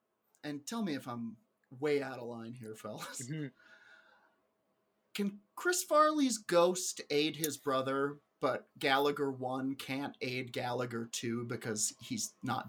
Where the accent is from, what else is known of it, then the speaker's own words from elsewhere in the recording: England, United Kingdom; born there; accent: English; I was born in England. Can't you tell from my English accent?